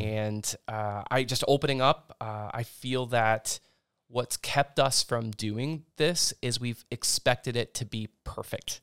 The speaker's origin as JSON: {"language": "English", "area": "Indian Lake", "region": "Ohio", "country": "United States", "tie": "born or raised there", "said": "I grew up in Indian Lake."}